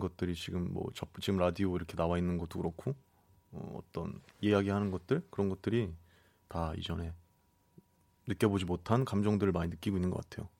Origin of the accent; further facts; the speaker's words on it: Seoul Capital Area, South Korea; 저는 수도권이요